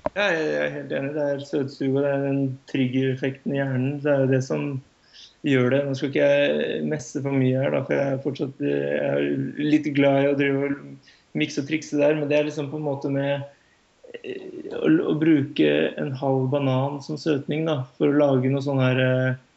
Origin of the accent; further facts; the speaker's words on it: Norway; som nordmann